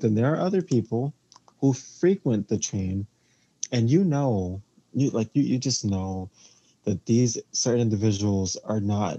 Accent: New York City, New York, United States; So I am from New York City

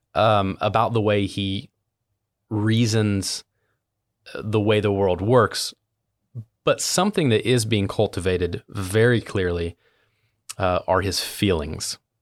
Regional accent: Southern Ohio, United States; I was born and raised in Southern Ohio, which is a, interestingly, a part of Appalachia

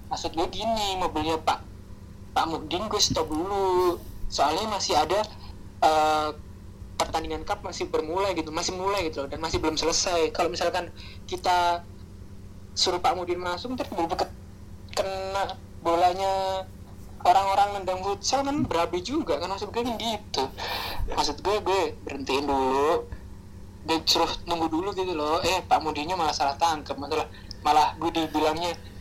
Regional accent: Java, Indonesia; accent: Javanese (medok); also born or lived in Babat; now in Jakarta, Indonesia; gue kan dari Jawa dan jadi logat kejawaan itu tetap ada walaupun gue pertama kali ke Jakarta

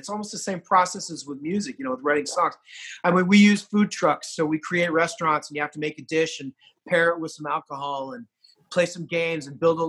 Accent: California, United States; born there; and I was born in California, and I've spent a lot of time in California throughout my whole life.

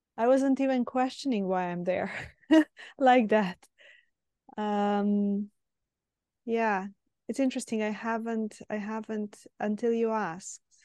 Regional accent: Serbia; moved away; I'm originally from Serbia

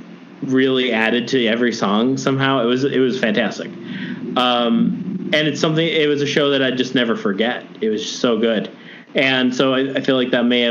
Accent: Chicago, Illinois, United States; I grew up in Chicago

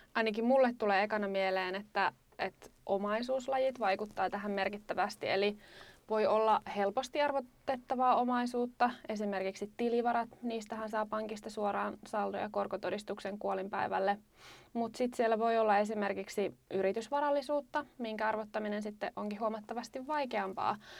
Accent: Lapland, Finland; me olen kotoisin Lapista

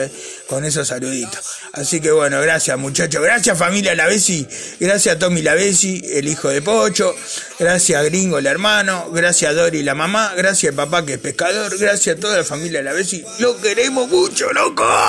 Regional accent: Buenos Aires, Argentina; moved away as an adult; now in Pinamar, Argentina; Yo soy de Floresta y ahora vivo en Pinamar. Hace nueve años que vivo en Pina

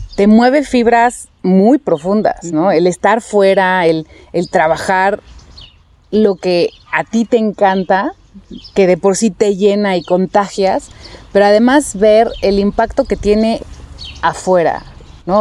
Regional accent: Mexico; nuestro México

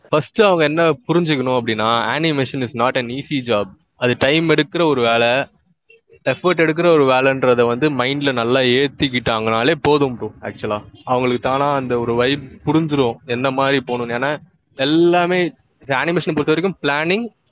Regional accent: Chennai, Tamil Nadu, India; மண்ணடியில தான் I was born and brought up ஸ்கூலிங்லாம் அங்கே தான் படித்தேன்

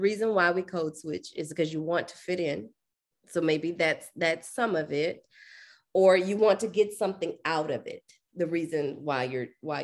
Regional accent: Dallas, Texas, United States; also born or lived in Atlanta; I'm an Oak Cliff girl, straight up and down. I'm from Dallas

